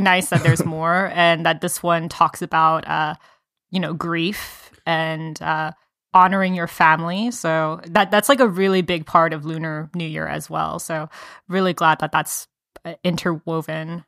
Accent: Atlanta, Georgia, United States; moved away; I went to middle school and high school in in the metro Atlanta area

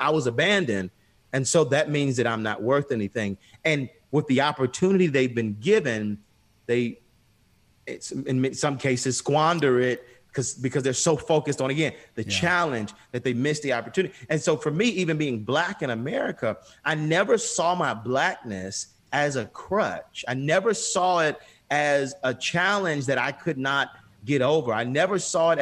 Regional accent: Atlanta, Georgia, United States; I grew up on Auburn Avenue, which was the birthplace of civil rights here, in the States, and especially in in Atlanta.

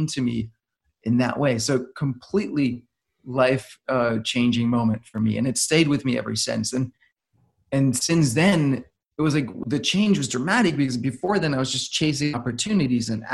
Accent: Denmark; I'm from Denmark.

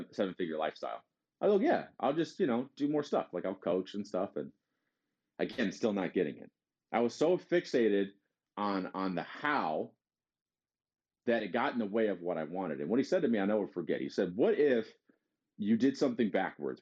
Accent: Detroit, Michigan, United States; I'm from Detroit

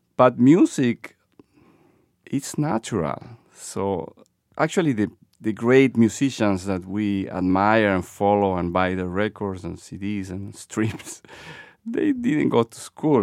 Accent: Lima, Peru; moved away as an adult; now in Boston, United States; born and raised in Lima, Peru, Bostonian since twenty-five years ago.

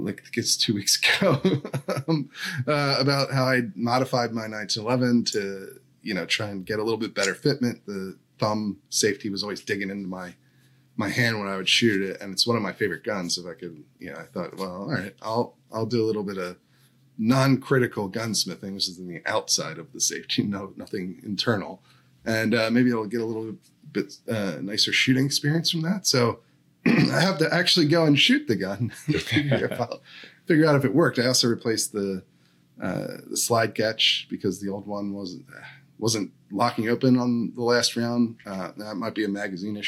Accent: Downingtown, Pennsylvania, United States; moved away; I'm from Chester County, Pennsylvania, from Downingtown

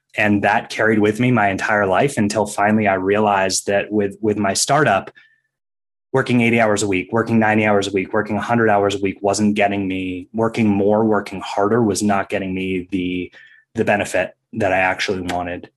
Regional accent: Maine, United States; I was a competitive ski racer growing up in Maine

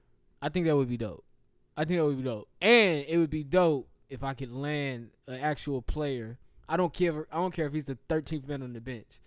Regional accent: Charlotte, North Carolina, United States; I'm from Charlotte

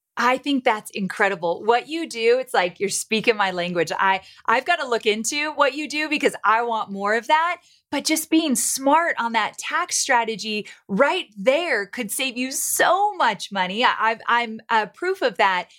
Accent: Southern California, United States; moved away as an adult; also born or lived in Santa Barbara; now in Nashville, United States; I am born and raised in Southern California, went to school in Santa Barbara

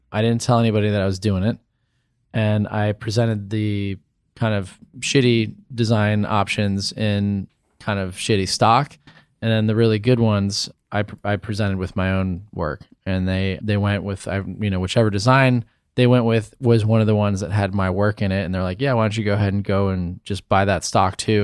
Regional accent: St. Louis, Missouri, United States; moved away; also born or lived in Cincinnati, Ohio; I grew up in Saint Louis, Missouri.

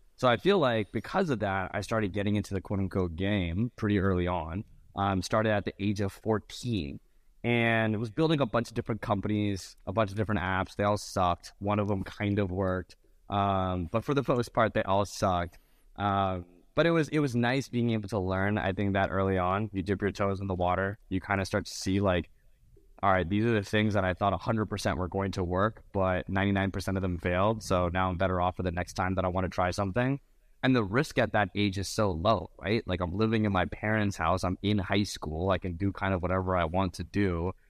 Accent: Mountain View, California, United States; also born or lived in Venice, California; I was born and raised in Mountain View, California

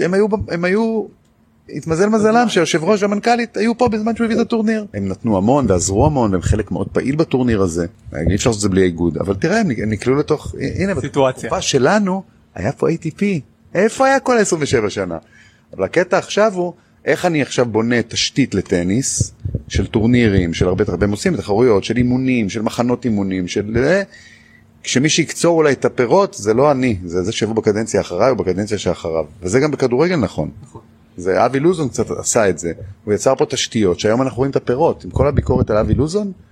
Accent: Israel; אנחנו ככה אנחנו ישראלים

